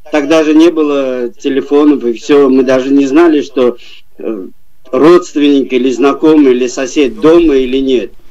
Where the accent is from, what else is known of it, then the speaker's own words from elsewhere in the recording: Baku, Azerbaijan; Ну, конечно, Баку это мой родной город, и я как бы, я там вырос, я там родился